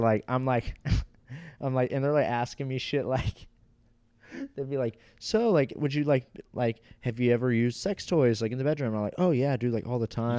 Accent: Fort Walton Beach, Florida, United States; I was born in the next town over in Fort Walton Beach

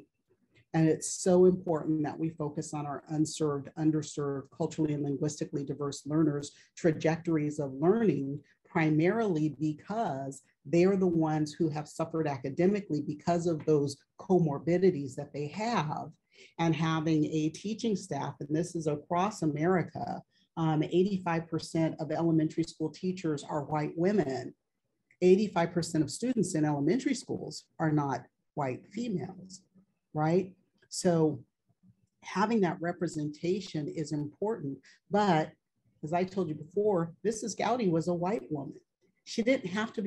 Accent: California, United States; moved away as an adult; I don't live in California anymore

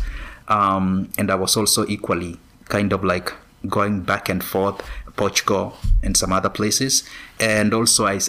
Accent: Kenya; now in United States; I grew up in Kenya.

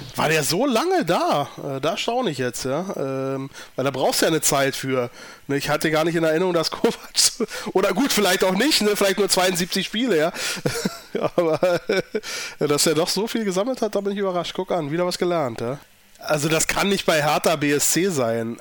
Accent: Berlin, Germany; als Berliner

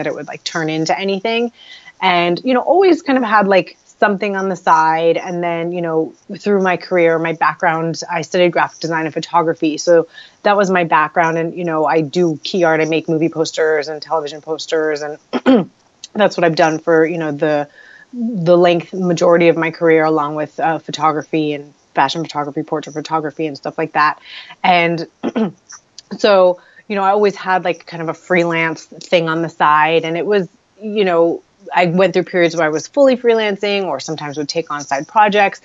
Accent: Los Angeles, California, United States; I'm born and raised in Los Angeles

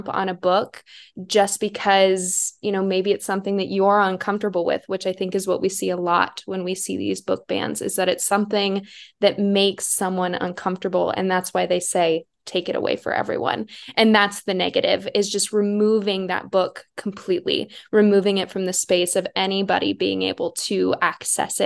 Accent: South Dakota, United States; I'm from South Dakota, and I grew up, my hometown did have a public library

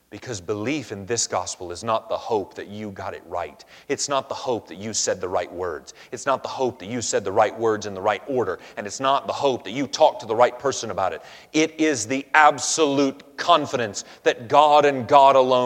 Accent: Georgia, United States; also born or lived in Lineville; as a kid growing up in Georgia

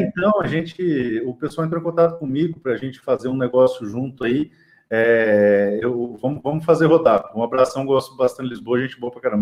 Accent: Dourados, Mato Grosso do Sul, Brazil; a cidade que eu nasci, é, Dourados, no Mato Grosso Sul

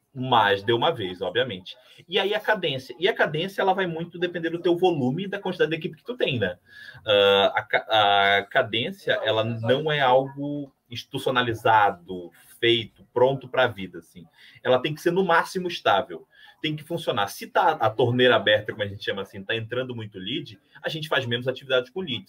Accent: Amapá, Brazil; now in Rio Grande do Sul, Brazil; Eu vim de outro estado, vim do Amapá

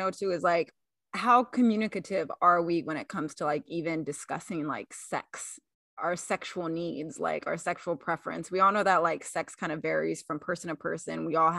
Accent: the South, United States; Even growing up in the South, some of my mentors would say, well … you got to do X, Y, and Z to keep a man

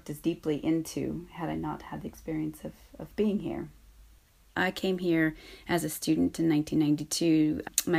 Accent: United States; now in Northern Ireland; Growing up in the United States

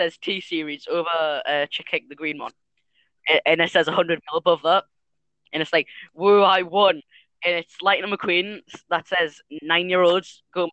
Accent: Newcastle upon Tyne, North East England, United Kingdom; we're from Newcastle

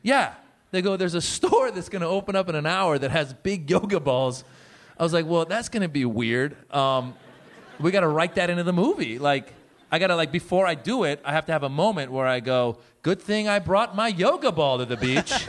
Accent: Northern California, United States; born or raised there; also born or lived in Iran; now in Los Angeles, United States

